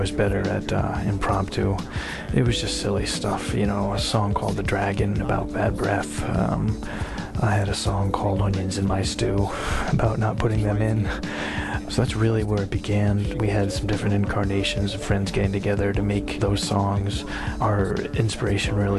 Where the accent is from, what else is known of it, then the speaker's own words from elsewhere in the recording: Norwich, Connecticut, United States; I was born in Norwich, Connecticut, and grew up there